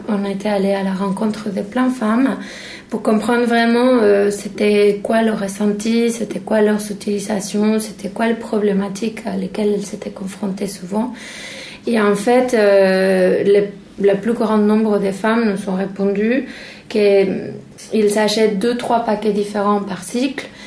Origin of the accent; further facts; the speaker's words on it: Mexico; moved away; chez moi au Mexique